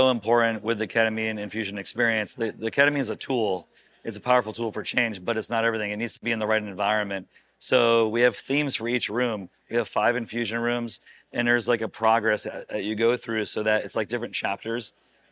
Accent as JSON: {"language": "English", "region": "Connecticut", "country": "United States", "also_born_or_lived": "Florida / Arizona / Michigan", "moved": "as an adult", "lives_now": "Scottsdale, United States", "said": "I'm from Connecticut"}